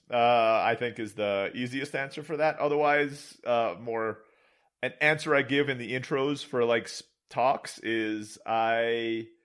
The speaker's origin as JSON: {"language": "English", "region": "Istanbul", "country": "Turkey", "tie": "born or raised there", "also_born_or_lived": "Philippines / Mexico", "said": "So, I was born in the Philippines. I grew up in Istanbul, Turkey."}